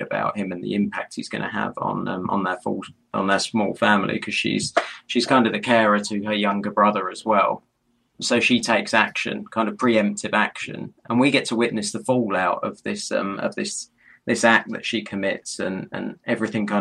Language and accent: English; London, United Kingdom; being a Londoner